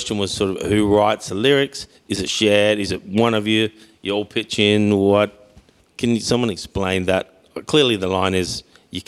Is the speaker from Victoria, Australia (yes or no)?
yes; Mildura, Victoria, Australia; my hometown